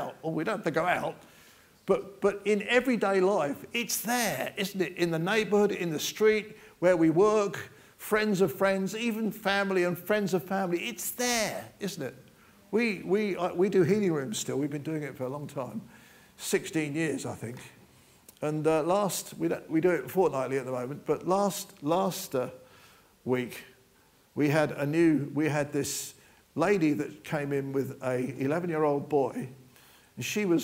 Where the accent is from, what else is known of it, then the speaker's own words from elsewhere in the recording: United Kingdom; We're British